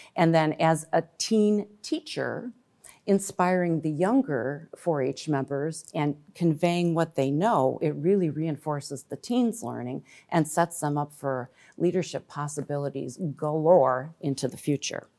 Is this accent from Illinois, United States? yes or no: yes; Glen Ellyn, Illinois, United States; I grew up in Glen Ellen, and I was a four H member back in the nineteen eighties